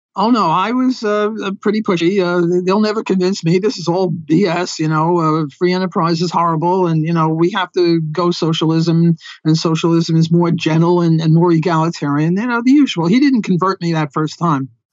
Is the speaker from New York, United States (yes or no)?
yes; New York City, New York, United States; I was born in Brooklyn, and um, uh, my first house was uh, near the Hasidic area, uh, Eastern Parkway, and then uh, we moved to uh, Flatbush. And um, when I was about seven or eight, and I went to elementary school there, and I went to James Madison High School there, and then Brooklyn College